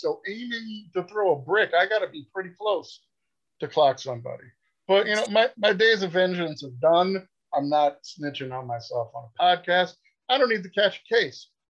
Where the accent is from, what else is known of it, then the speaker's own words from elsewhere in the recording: New York City, New York, United States; I'm born and raised in Queens, New York.